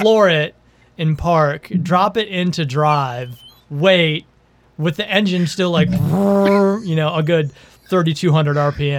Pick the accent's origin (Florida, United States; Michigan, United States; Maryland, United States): Michigan, United States; I grew up in Michigan too.